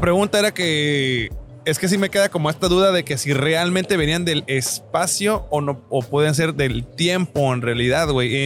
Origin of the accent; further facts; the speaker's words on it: Tijuana, Baja California, Mexico; Yo soy de Tijuana, aquí nací y aquí me pienso morir